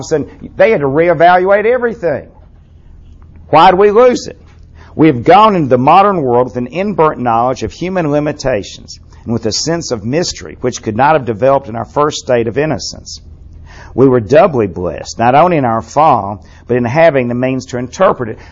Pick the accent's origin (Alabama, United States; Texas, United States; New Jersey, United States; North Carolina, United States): Alabama, United States; Birmingham; my school, he went to BU at Birmingham University School